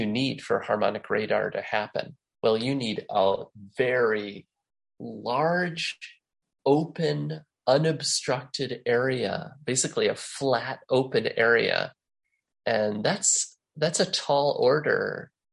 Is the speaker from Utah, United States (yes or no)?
no; La Crosse, Wisconsin, United States; my hometown of La Crosse, Wisconsin